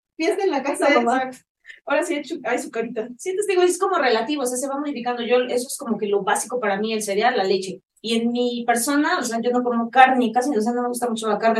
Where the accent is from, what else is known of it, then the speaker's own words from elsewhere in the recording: Mexico; muchos mexicanos como yo